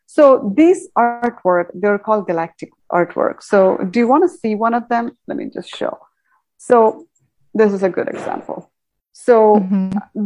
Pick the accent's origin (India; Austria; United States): India; moved away; I come from India, where we do a lot of cosmic work through Vedic astrology and all that, I think uh, in India, we're very much connected